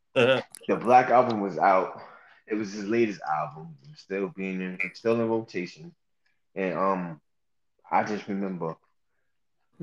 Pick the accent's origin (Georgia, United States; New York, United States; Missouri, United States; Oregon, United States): New York, United States; moved away; growing up in New York